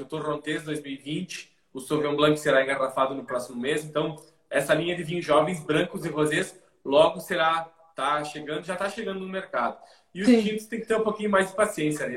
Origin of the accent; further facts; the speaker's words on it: Rio Grande do Sul, Brazil; also born or lived in Argentina; pessoa que sempre vivenciou as coisas aqui do, do Rio Grande do Sul.